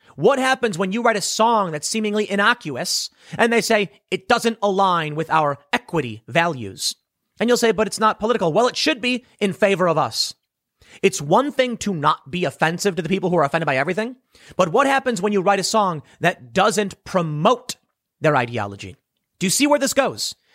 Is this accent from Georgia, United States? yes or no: no; Chicago, Illinois, United States; I'm from Chicago